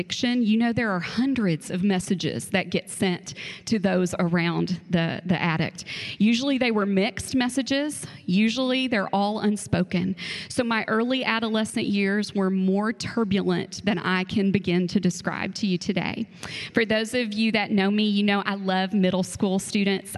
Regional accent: Frankfort, Kentucky, United States; also born or lived in Georgetown, Kentucky / Stamping Ground, Kentucky; around fourth grade, we moved to the big city of Frankfurt

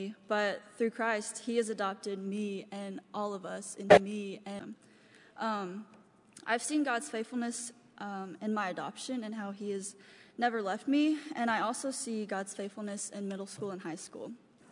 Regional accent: Lawrence, Kentucky, United States; also born or lived in China; I was raised in Lawrence, Kentucky

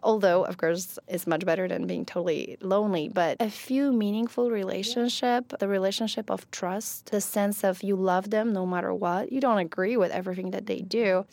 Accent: Poland; first language Polish; English is a second language; moved away as an adult; also born or lived in Ecuador / Italy / California; now in Kentucky, United States; So I'm originally from Poland. I was born and raised in Poland.

